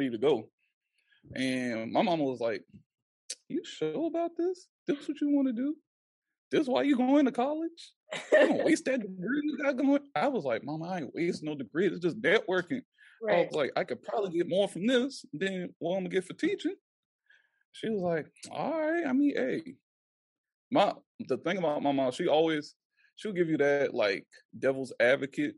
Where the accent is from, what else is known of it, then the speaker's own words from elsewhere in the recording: Charleston, South Carolina, United States; I'm from West Ashley. I'm right from here. Lived here all my life.